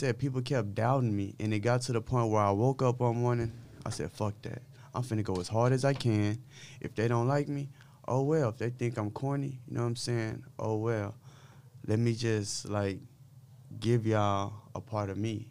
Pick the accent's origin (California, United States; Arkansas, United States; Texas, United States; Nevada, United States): Texas, United States; Dallas; I'm from South Oak Cliff, Oxbow Lane, the street I grew up on